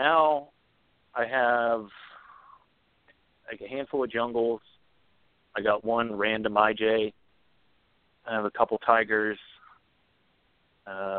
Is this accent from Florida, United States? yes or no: yes; Florida, United States; I'm from Florida originally